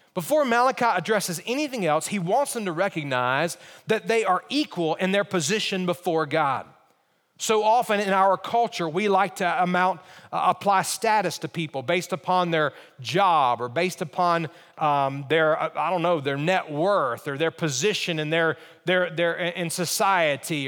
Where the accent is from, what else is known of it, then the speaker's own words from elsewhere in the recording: Alabama, United States; When I think about growing up, I grew up in Alabama.